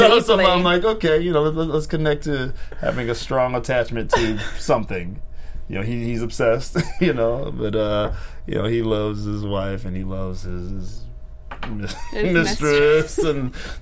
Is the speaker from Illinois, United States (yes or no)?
yes; Chicago, Illinois, United States; also born or lived in North Carolina / San Diego / Virginia; So I was born in Chicago, like Chicago proper.